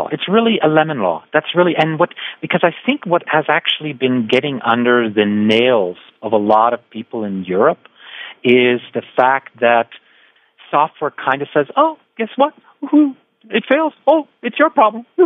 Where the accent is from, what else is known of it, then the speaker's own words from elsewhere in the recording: Canada; also born or lived in United States; I, I'm actually really German Canadian, right? Uh, but okay. I grew up in the States and Canada